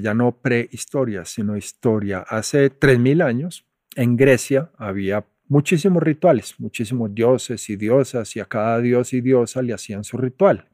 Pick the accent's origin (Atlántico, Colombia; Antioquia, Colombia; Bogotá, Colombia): Antioquia, Colombia; Medellín; moved away as an adult; also born or lived in United States; Cuando yo crecí en Medellín en los 70